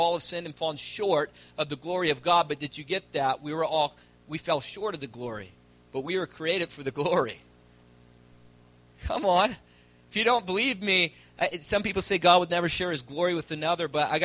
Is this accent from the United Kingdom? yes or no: no; Virginia, United States; moved away as an adult; now in Calgary, Canada; I'm originally from Virginia, and I moved to Calgary about 4 years ago